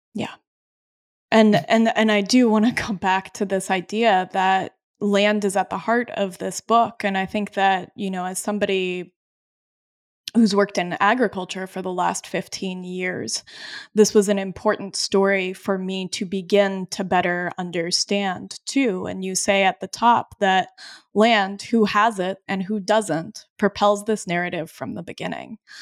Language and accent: English; Colorado, United States; now in Vermont, United States; I grew up in Colorado, and when I am in the Rocky Mountain West, that is when I am home. I live now in New York, Vermont